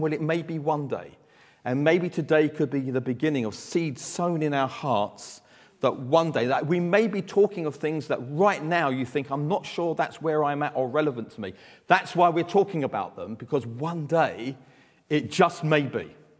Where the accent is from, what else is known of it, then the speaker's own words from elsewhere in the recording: London, United Kingdom; from Southeast London. You can tell that by my accent.